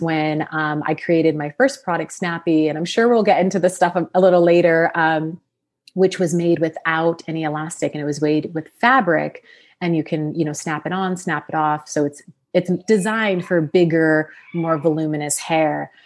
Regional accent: Sacramento, California, United States; born or raised there; also born or lived in Los Angeles, California

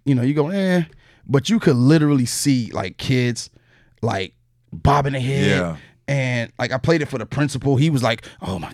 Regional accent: New York, United States; being from New York

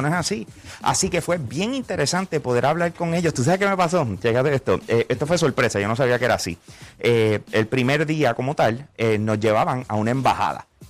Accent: Puerto Rico; ¿De dónde yo vengo? Yo vengo de Puerto Rico.

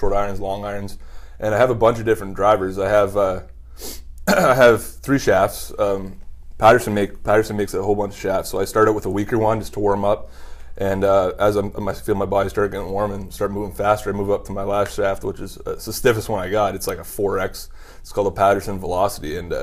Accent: Canada; also born or lived in Ottawa, Ontario; as a Canadian

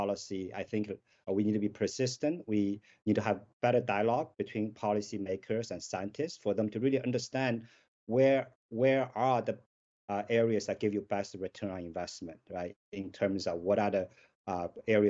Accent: Shanghai, China; moved away; I grew up in Shanghai

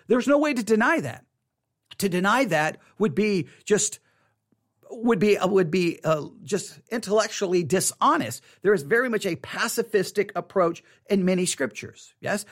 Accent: Texas, United States; I was raised here in Texas

